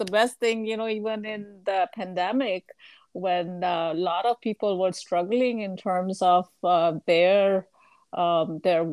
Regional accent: India; now in California, United States; my home country

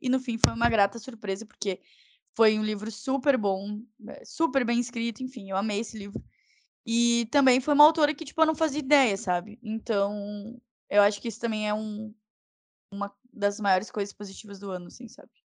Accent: Porto Alegre, Rio Grande do Sul, Brazil; accent: porto-alegrense; eu fiz um sotaque super porto-alegrense

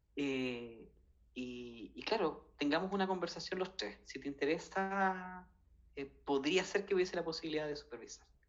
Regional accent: Chile; yo vengo de Chile

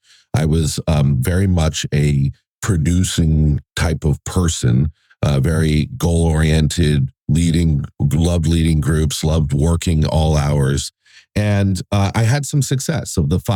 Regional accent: Fort Lauderdale, Florida, United States; moved away as an adult; also born or lived in New York; I grew up in Fort Lauderdale, Florida, with dreams of becoming a Hollywood filmmaker.

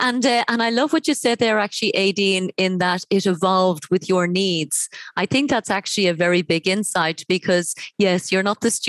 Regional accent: Ireland; moved away; going back to my home country of Ireland

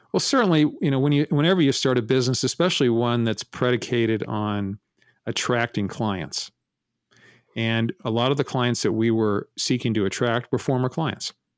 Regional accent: San Francisco, California, United States; also born or lived in Menlo Park, California; I was born in San Francisco and raised Primarily in San Francisco

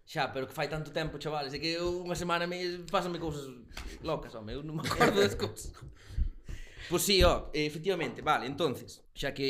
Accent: Burela, Galicia, Spain; Claro, sendo de Burela, Muros é Buenos Aires.

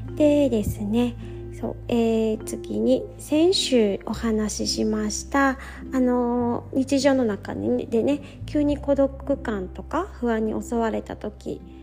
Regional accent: Japan; moved away as an adult; now in Manila, Philippines; 山の麓でね生まれ育ったからなのかなと思ってるんですけど昔から山登りもね私もよくしていて今でも一時帰国の旅に必ず一度は登ってますね

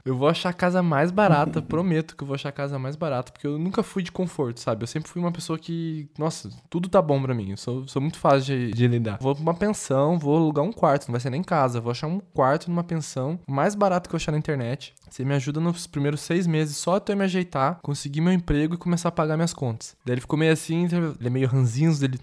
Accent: Londrina, Paraná, Brazil; moved away as an adult; also born or lived in São Paulo / Campinas; now in Porto Alegre, Brazil; eu fui criado dentro de Londrina, no Paraná

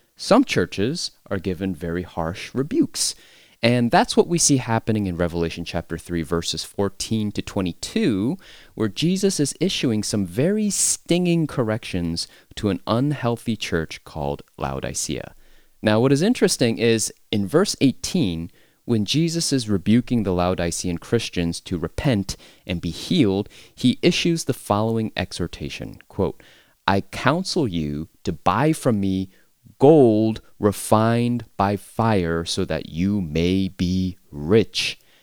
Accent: United States; as an American

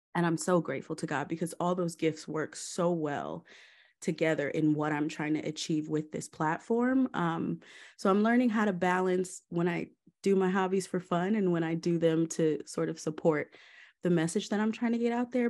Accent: Georgia, United States; also born or lived in Maryland; I was born in Maryland, um, and moved to Georgia when I was about four years old

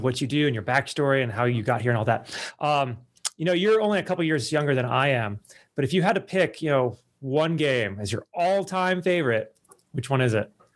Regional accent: California, United States; also born or lived in Ohio; now in Las Vegas, United States; I grew up in California. I live in Las Vegas now.

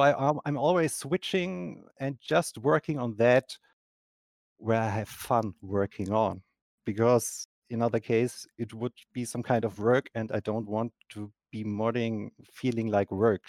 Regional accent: Germany; English is a second language; I'm from Germany

